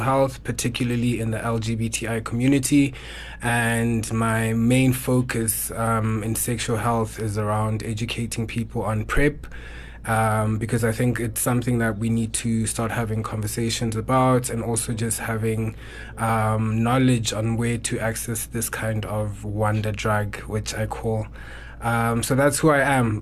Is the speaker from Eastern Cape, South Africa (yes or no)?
yes; Eastern Cape, South Africa; now in Johannesburg, South Africa; born and bred in the Eastern Cape